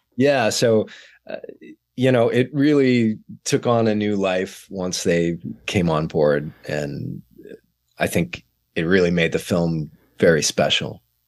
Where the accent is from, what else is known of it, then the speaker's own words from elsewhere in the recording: San Antonio, Texas, United States; moved away; San Antonio, Texas, which is my hometown